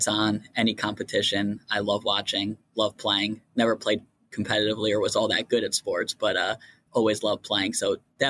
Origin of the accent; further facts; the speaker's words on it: New York, United States; So I grew up in New York